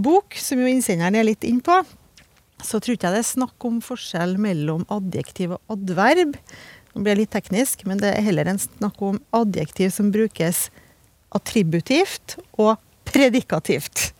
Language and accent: Norwegian; Trøndelag, Norway; jeg er fra Trøndelag